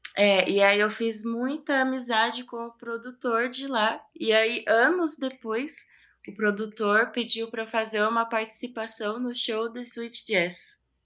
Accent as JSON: {"language": "Portuguese", "town": "Ferraz de Vasconcelos", "region": "São Paulo", "country": "Brazil", "tie": "born or raised there", "said": "eu sou de Ferraz, né? Eu nasci em Ferraz"}